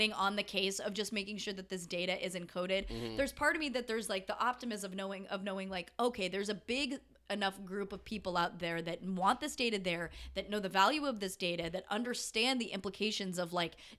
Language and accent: English; United States